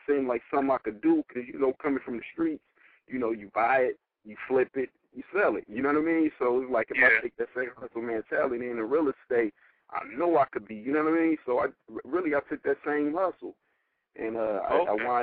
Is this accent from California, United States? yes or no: yes; the Bay Area, California, United States; I'm actually from the Bay